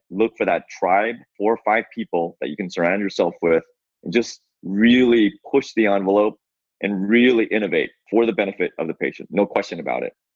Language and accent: English; Seattle, Washington, United States; I'm from Seattle. So since I was a resident of Seattle